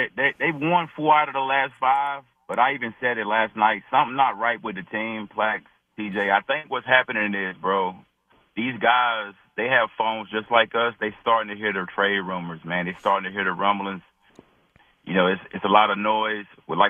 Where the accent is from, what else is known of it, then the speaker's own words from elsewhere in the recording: North Carolina, United States; I'm from North Carolina.